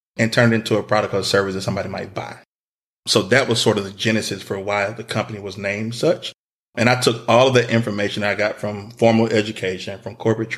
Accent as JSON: {"language": "English", "town": "Atlanta", "region": "Georgia", "country": "United States", "said": "I'm originally from Atlanta"}